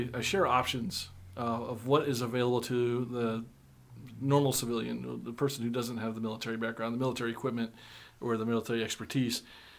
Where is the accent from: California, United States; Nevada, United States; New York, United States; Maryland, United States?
Maryland, United States; moved away as an adult; now in Clarksville, United States; born and raised in Maryland, moved to Tennessee 5 years ago.